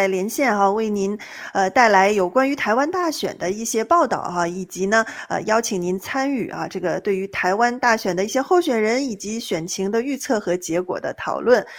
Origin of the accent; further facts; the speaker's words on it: China; moved away as an adult; now in United States; 作为大陆人啊，就比如说像丁月这样的，我在大陆出生长大的，